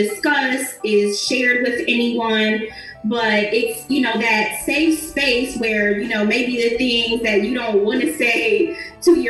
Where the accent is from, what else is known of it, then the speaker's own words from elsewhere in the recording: Ohio, United States; my home state